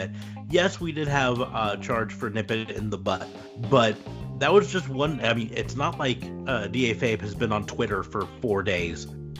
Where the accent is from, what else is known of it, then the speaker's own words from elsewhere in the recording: United States; I'm an American. I've lived here my entire life.